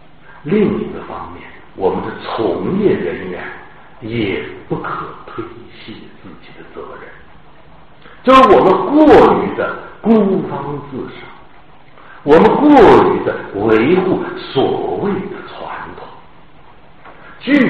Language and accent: Chinese; northern Jiangsu, China; moved away as an adult; now in Shanghai, China; 我在江苏苏北长大